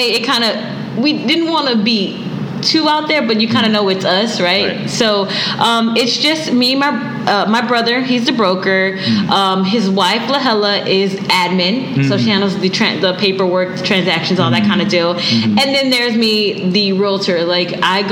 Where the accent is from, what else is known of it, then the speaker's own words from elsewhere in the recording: Houston, Texas, United States; moved away as an adult; now in Guam; I'm originally from Houston, Texas. I've been residing on Guam for about 6 years now